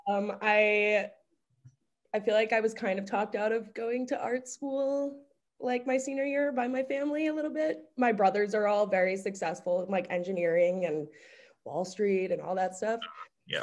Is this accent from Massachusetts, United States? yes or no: no; Westchester County, New York, United States; moved away as an adult; now in Minneapolis, United States; am from Westchester County